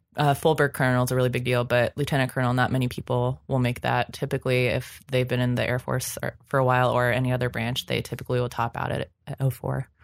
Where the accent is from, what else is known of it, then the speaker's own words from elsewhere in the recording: Ohio, United States; I grew up in Ohio